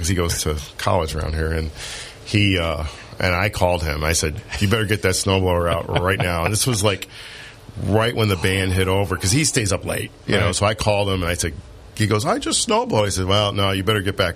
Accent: Bradford County, Pennsylvania, United States; Bradford County, which is where I grew up.

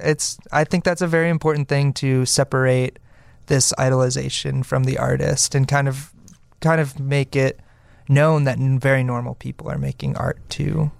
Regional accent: Oak Forest, Illinois, United States; now in Chicago, United States; We're from Oak Forest, Illinois.

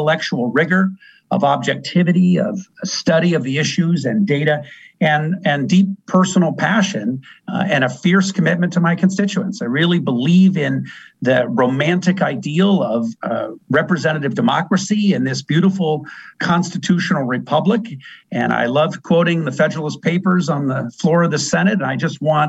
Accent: Bellingham, Washington, United States; now in Seattle, United States; We both went to the same high school, Seaham High School in Bellingham. We grew up in Bellingham

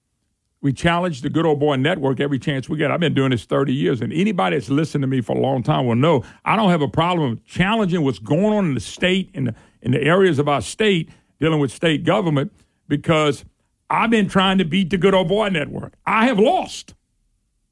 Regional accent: Plaquemine, Louisiana, United States; I'm rural. I'm country. I'm just old country boy. That's who I am. I came from Plaquemine

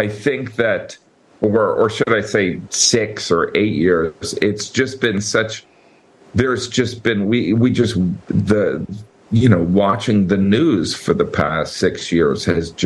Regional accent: Chicago, Illinois, United States; growing up in the Chicagoland area

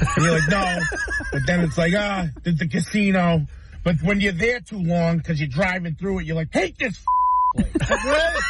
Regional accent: Massachusetts, United States; I'm from Massachusetts.

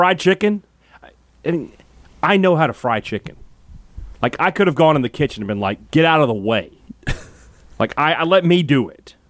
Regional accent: the South, United States; Yeah, I'm from the South.

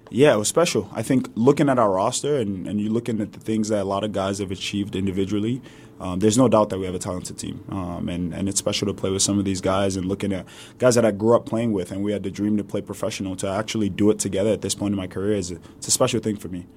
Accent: New York City, New York, United States; accent: New York; also born or lived in Lagos, Nigeria; I moved over to the States, New York City, to be exact, with my mom and my siblings

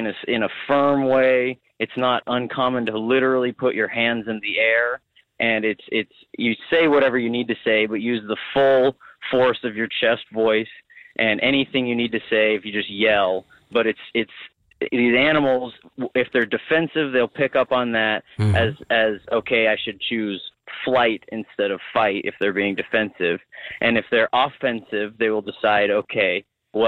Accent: Kodiak, Alaska, United States; I'm from Kodiak Island, home of the Kodiak Bears

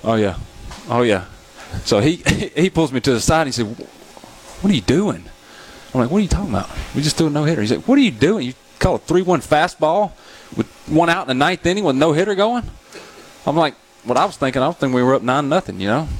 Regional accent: New Albany, Mississippi, United States; I'm from New Albany, Mississippi

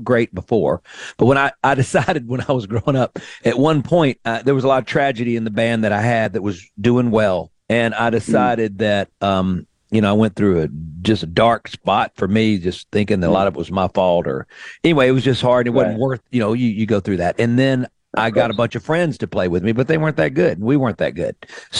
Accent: Greenville, Mississippi, United States; moved away as an adult; also born or lived in Nashville, Tennessee; growing up in Greenville, Mississippi, I'm many generations back, Greenville and Clarksdale, but I grew up on the river, on the Mississippi River, where the 1927 flood happened.

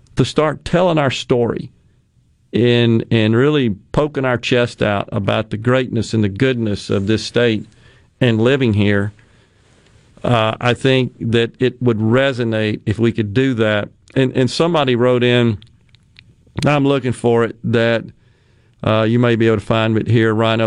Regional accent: Mississippi, United States; my home state of Mississippi

